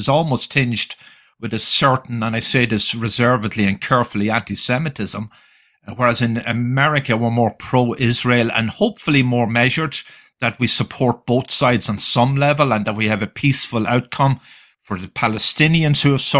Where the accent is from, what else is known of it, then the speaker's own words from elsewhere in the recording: Ireland; now in United States; I have lived on both sides of the Atlantic. I grew up in Ireland, Europe, lived here in America